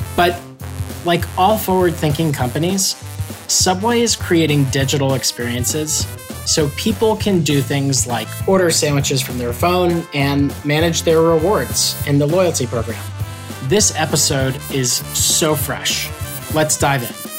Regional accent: New York City, New York, United States; I am from New York City, but my family is from Louisiana

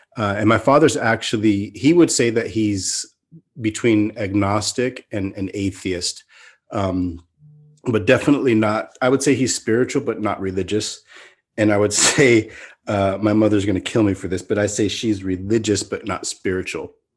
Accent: Mountain View, California, United States; moved away as an adult; now in Turkey; I grew up in in California, in the Bay Area, in the the mid '70s. I was born in 1973 in Mountain View, California

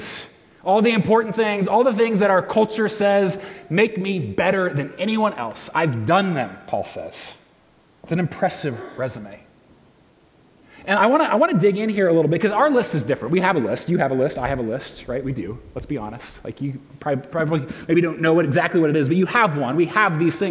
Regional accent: United States; I'm an American, I'm white, I'm male

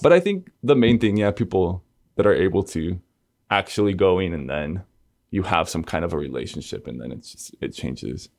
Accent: Argentina; moved away; I grew up in Argentina, which is in South America, the southernmost country in South America. Um, I was born in Buenos Aires

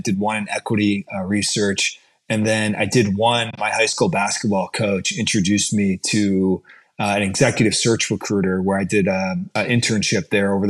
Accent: Brecksville, Ohio, United States; So I'm from Cleveland, Ohio, grew up in Brecksville, 20 minutes south of Cleveland.

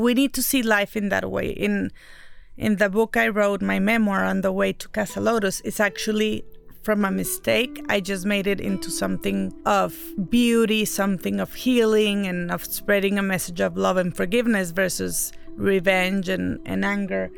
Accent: Mexico; I'm the Mexican one

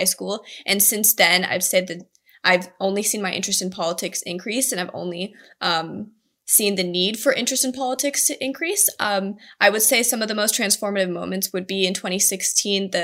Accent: Bay Area, California, United States; I'm from the Bay Area. I've spent my entire life in California.

